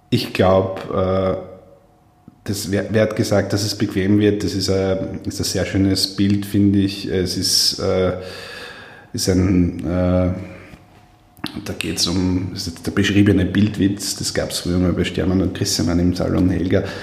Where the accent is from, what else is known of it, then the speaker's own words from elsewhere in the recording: Steyr, Upper Austria, Austria; am Markt in Steyr, wo ich herkomme